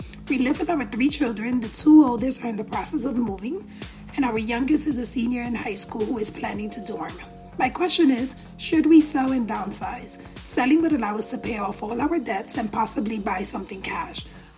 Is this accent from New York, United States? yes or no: yes; New York, United States; I'm a New Yorker.